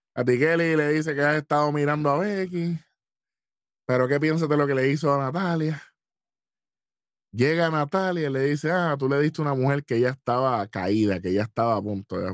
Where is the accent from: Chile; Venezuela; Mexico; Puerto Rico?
Puerto Rico; lo apreciamos como país y lo apreciamos como puertorriqueño